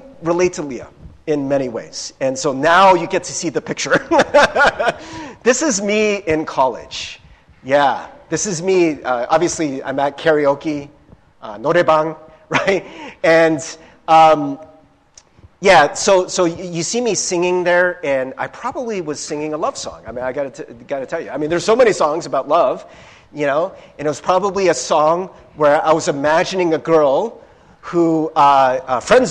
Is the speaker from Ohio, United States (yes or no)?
yes; Cincinnati, Ohio, United States; I grew up in Cincinnati, Ohio